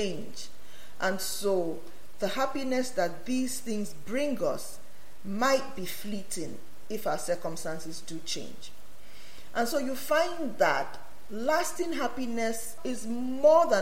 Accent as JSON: {"language": "English", "country": "Nigeria", "tie": "born or raised there", "moved": "yes", "said": "I come from Nigeria"}